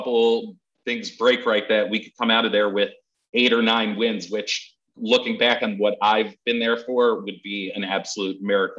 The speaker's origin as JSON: {"language": "English", "region": "New Jersey", "country": "United States", "tie": "born or raised there", "said": "I'm from New Jersey and I've never been to Texas."}